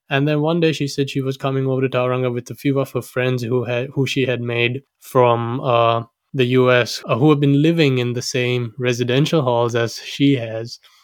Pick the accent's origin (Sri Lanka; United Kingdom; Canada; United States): Sri Lanka; now in Auckland, New Zealand; I was born and raised in Sri Lanka